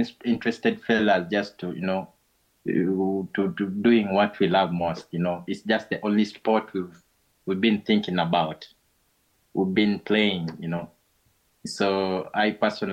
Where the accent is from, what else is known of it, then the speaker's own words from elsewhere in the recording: Uganda; we are calling you from Uganda in a place called Gayaza